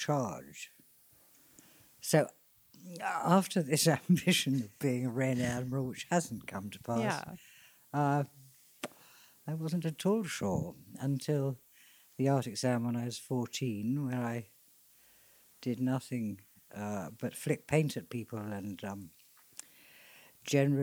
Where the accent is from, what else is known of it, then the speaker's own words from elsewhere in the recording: Hadleigh, East of England, United Kingdom; Hadley, where I grew up in Suffolk